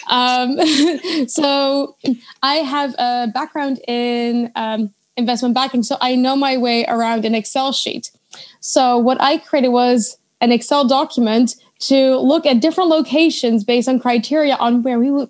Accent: Leiden, South Holland, Netherlands; now in Stockholm, Sweden; I'm from Leiden.

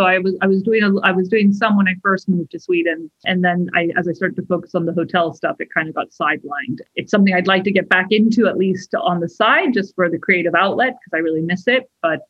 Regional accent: London, United Kingdom; I consider London to be my hometown, because, you know, the ages of 8 to 18 are very formative.

